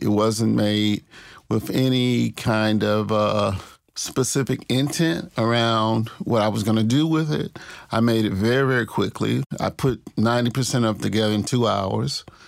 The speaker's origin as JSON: {"language": "English", "town": "Clarksdale", "region": "Mississippi", "country": "United States", "tie": "born or raised there", "also_born_or_lived": "Tupelo, Mississippi", "said": "I grew up in the Delta, the Mississippi Delta. I grew up kinda in two places. I was born in Tupelo, Mississippi"}